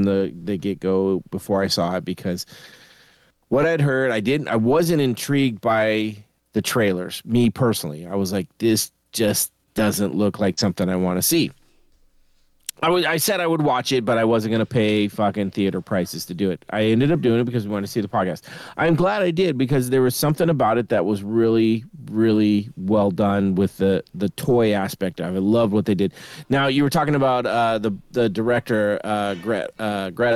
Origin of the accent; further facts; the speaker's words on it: Sacramento, California, United States; it was from Sacramento and I grew up in Sacramento.